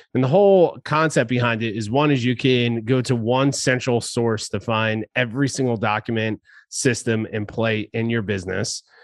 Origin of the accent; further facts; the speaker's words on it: New Jersey, United States; now in San Diego, United States; back in my home state of New Jersey